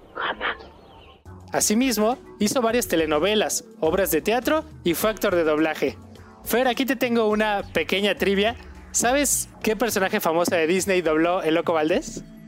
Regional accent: Mexico; nosotros como mexicanos

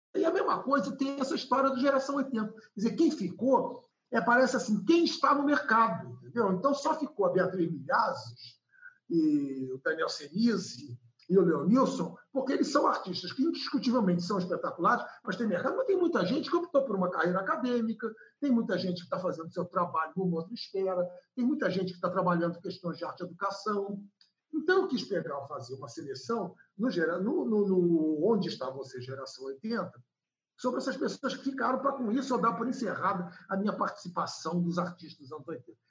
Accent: Brasília, Federal District, Brazil; also born or lived in Recife; now in Rio de Janeiro, Brazil; eu tive uma infância feliz em Brasília, que eu corria quilômetros e voltava para casa

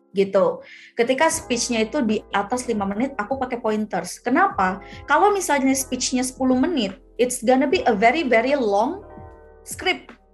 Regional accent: Aceh, Indonesia; moved away; aku anak Aceh nih aku nih dari Aceh ya orang tuaku masih di Aceh jadi aku di sini sendirian merantau

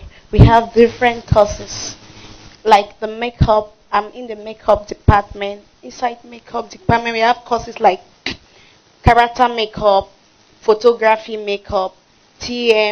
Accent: Cameroon; English is a second language; now in Nigeria; I'm a French Cameroonian, to be precise, and by birth, and I'm a Nigerian by marriage.

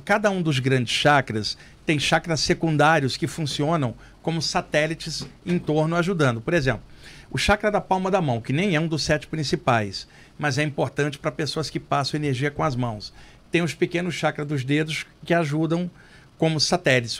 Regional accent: Rio de Janeiro, Brazil; now in São Paulo, Brazil; Lá no Rio, onde eu cresci, eu ia muito ao Jardim Botânico

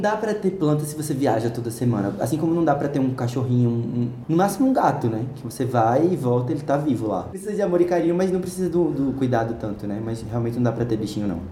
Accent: Recife, Pernambuco, Brazil; moved away as an adult; now in São Paulo, Brazil; Nasci em Recife, nascido e criado

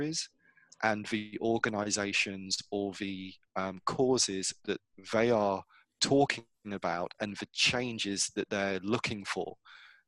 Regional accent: England, United Kingdom; moved away as an adult; now in United States; I grew up in England, so I know what it feels like or what it should feel like to be English or British

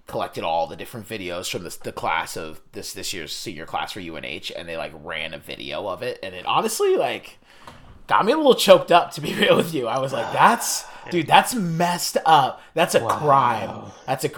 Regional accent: Biddeford, Maine, United States; I grew up in Biddeford, Maine, a town in obviously southern Maine

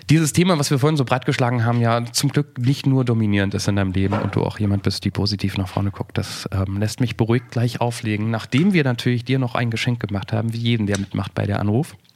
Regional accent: Frankfurt, Hesse, Germany; als Frankfurter

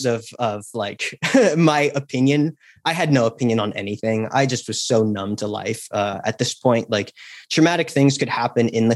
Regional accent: Napa Valley, California, United States; I grew up in Napa Valley, California

